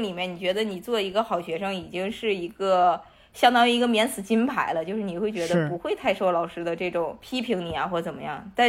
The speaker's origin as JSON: {"language": "Chinese", "region": "Northeast China", "country": "China", "said": "那个时候我作为一个东北人"}